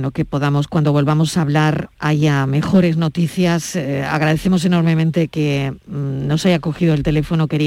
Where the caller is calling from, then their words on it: Seville, Andalusia, Spain; Soy … de Sevilla.